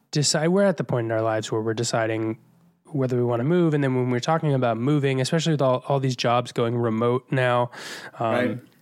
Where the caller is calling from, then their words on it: New York City, New York, United States; calling in from Astoria, Queens, New York City